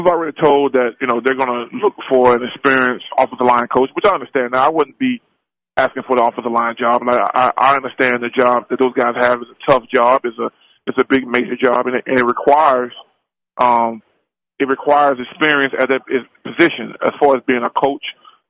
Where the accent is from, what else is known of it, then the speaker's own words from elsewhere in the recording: Mobile, Alabama, United States; now in Atlanta, United States; I live in Atlanta, Georgia. Oh. I'm from Mobile, Alabama, which is a big University of Alabama hub.